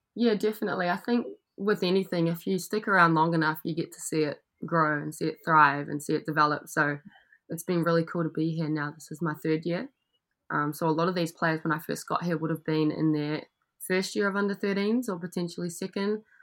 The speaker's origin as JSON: {"language": "English", "region": "Gisborne", "country": "New Zealand", "tie": "born or raised there", "also_born_or_lived": "Australia", "moved": "as an adult", "said": "I'm from New Zealand, so I grew up in Gisborne, which is on the east coast. I uh, spent most of my life there. Went to high school there"}